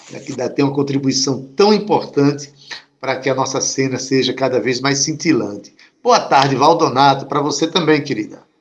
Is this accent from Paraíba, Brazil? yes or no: yes; Itabaiana, Paraíba, Brazil; Eu que sou lá de Itabaiana